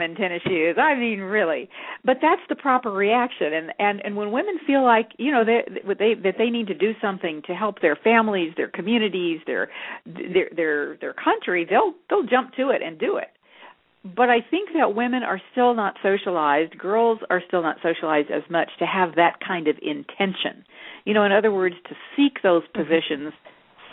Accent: Texas, United States; I grew up in in Texas, and my father actually w- made Western wear. So I actually grew up wearing the cow. I was a cowgirl

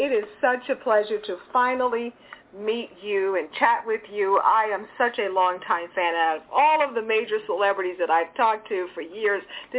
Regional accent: Houston, Texas, United States; I grew up in Houston.

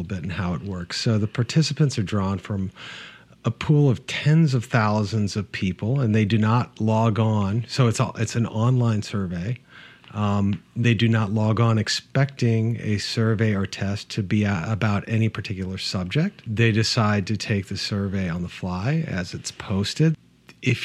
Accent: Midwest, United States; I grew up in the Midwest

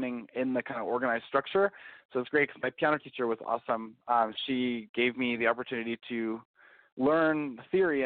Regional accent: Calgary, Alberta, Canada; growing up in Calgary

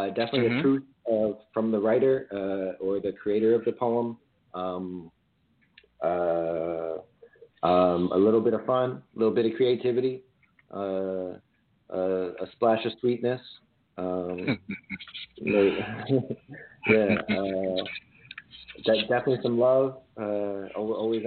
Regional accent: Crofton, Maryland, United States; also born or lived in Boston; now in Washington, D.C., United States; So I was born here in D.C. I was raised out in Crofton, Maryland.

